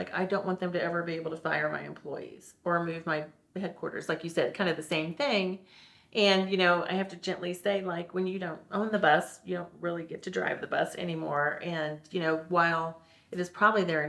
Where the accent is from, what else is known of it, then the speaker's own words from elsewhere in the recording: St. Louis, Missouri, United States; now in Kansas City, United States; I grew up in St. Louis.